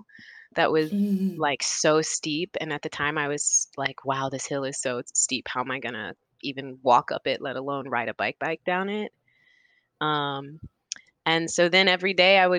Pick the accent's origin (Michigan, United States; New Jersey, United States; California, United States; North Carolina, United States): North Carolina, United States; also born or lived in Indianapolis, Indiana / Chicago, Illinois; now in Brooklyn, New York, United States; I grew up in North Carolina and Indianapolis